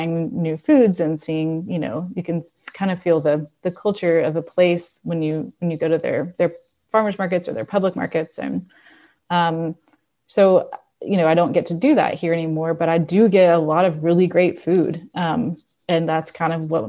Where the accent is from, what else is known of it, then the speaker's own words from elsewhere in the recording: Memphis, Tennessee, United States; also born or lived in London; now in Knoxville, United States; I grew up in Memphis. I came to Knoxville for college